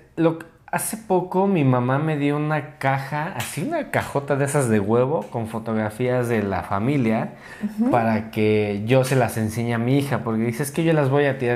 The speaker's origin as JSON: {"language": "Spanish", "region": "Mexico City", "country": "Mexico", "tie": "born or raised there", "said": "nací en Ciudad de México"}